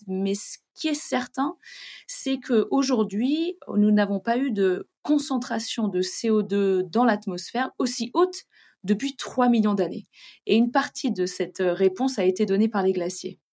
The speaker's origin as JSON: {"language": "French", "country": "France", "said": "chez nous en France"}